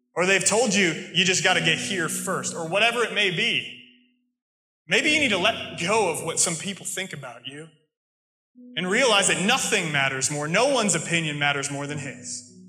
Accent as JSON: {"language": "English", "country": "United States", "also_born_or_lived": "England", "accent": "American", "moved": "yes", "said": "my American accent, my normal speech"}